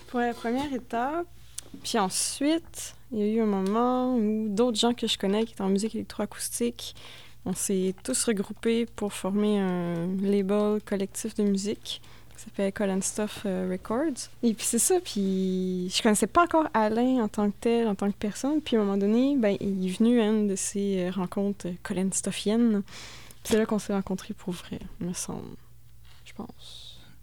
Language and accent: French; Thetford Mines, Quebec, Canada; moved away; also born or lived in Drummondville; je viens de Tedford Mines